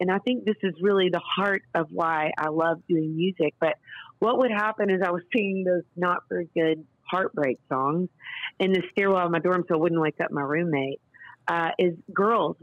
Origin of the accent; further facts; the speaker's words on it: Nashville, Tennessee, United States; I grew up here in Nashville, Tennessee, daughter of a producer